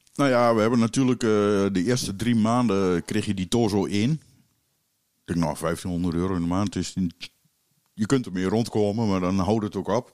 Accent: Keijenborg, Gelderland, Netherlands; Ik ben eh, geboren in Keienborg, dus een eh, klein dorpje in de Achterhoek. En mijn ouders die hadden daar een café

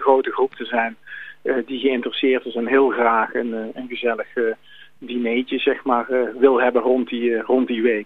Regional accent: Langenboom, North Brabant, Netherlands; ik kom uit Langeboom

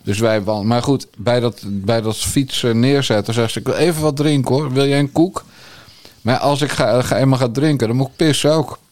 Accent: Bergambacht, South Holland, Netherlands; also born or lived in Rotterdam; Rotterdam geboren en ik ben in de Krimpende Waard getogen.

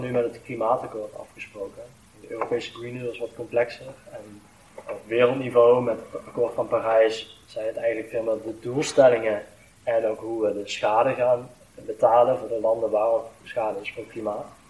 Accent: Venlo, Limburg, Netherlands; ik voel me net zoveel als een Veulenaar, als een Limburger, als een Nederlander

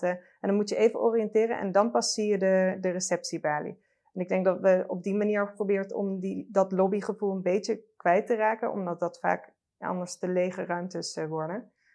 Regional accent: Limburg, Netherlands; ik ben ook opgegroeid in Limburg

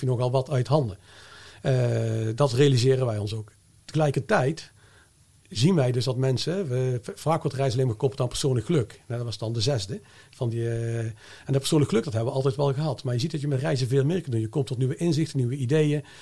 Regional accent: Netherlands; als Nederlander

